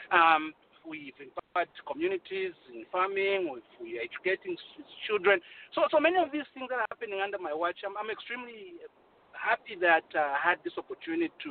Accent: Kankoyo, Copperbelt Province, Zambia; But I'm from Kankoyo. I grew up in Kankoyo, and I saw the the dilapidation and uh, a just a community left behind, and uh, my parents live there, my sisters live there, everyone lives there.

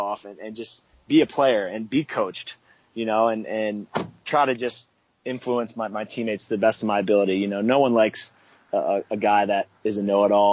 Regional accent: Baltimore, Maryland, United States; moved away; growing up in Baltimore

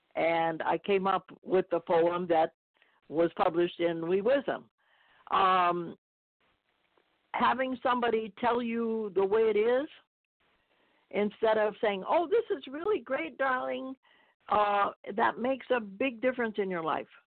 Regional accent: Tampa, Florida, United States; moved away as an adult; I grew up in Tampa, Florida

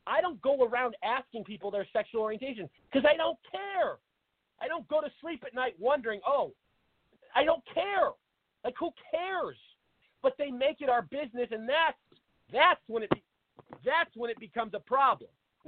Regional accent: Seattle, Washington, United States; moved away as an adult; now in Arizona, United States; everybody knows I'm from Seattle. I grew up there, moved down to Arizona about 8 years ago.

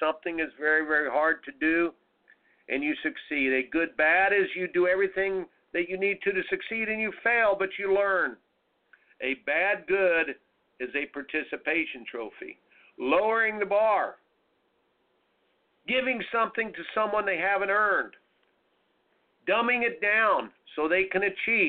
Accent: Indiana, United States; growing up in Indiana

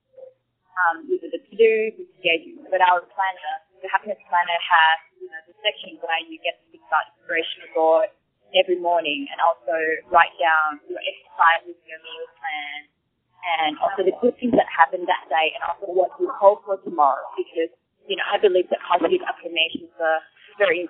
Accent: Bangkok, Thailand; now in Sydney, Australia; I actually live in Sydney, but my hometown is Bangkok, so I come back here very often.

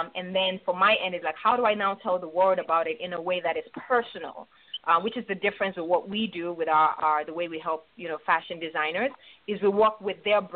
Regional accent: Nigeria; moved away; also born or lived in Chicago, United States; I was actually born in Chicago, raised in Nigeria.

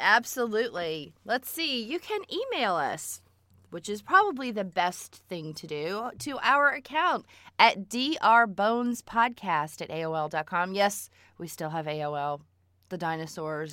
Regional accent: South Florida, United States; I grew up in South Florida without air conditioning

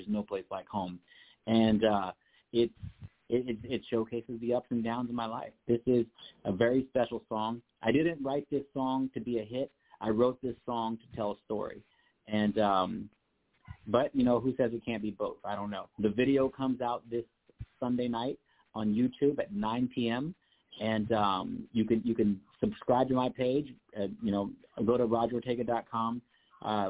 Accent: Kansas, United States; moved away; also born or lived in New York City / New Jersey; I was born and raised in Kansas, but I was made in New York City, but I called New Jersey my home for 23 years.

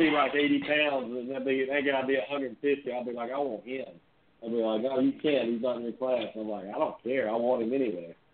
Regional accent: North Alabama, United States; I grew up in North Alabama.

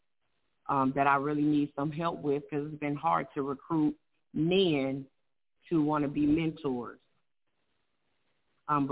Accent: Cleveland, Ohio, United States; moved away as an adult; now in Fayetteville, United States; I'm from Cleveland, Ohio. So I used to be in the Singing Angels

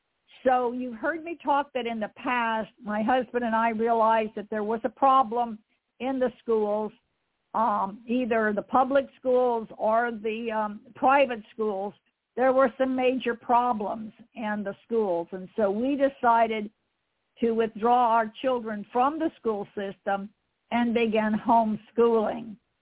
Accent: Fort Myers, Florida, United States; born there; I was born in Fort Myers, Florida, on one of his assignments.

